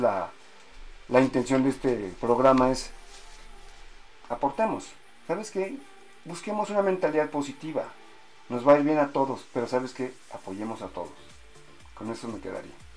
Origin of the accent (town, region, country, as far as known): Mexico